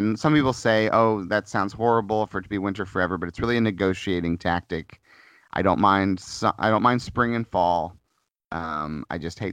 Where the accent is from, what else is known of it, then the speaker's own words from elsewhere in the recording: Missouri, United States; moved away; I grew up in Missouri, and I have harsh winters and harsh summers